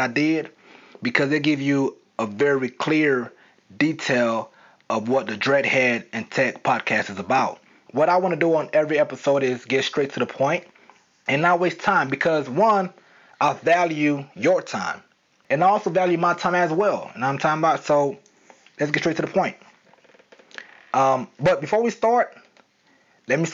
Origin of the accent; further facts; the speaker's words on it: the South, United States; accent: southern; I was trying to hide my southern accent.